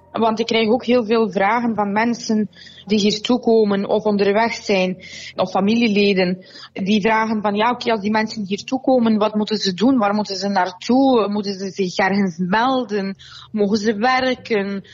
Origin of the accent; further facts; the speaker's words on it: Russia; also born or lived in Soviet Union; now in Belgium; als Russische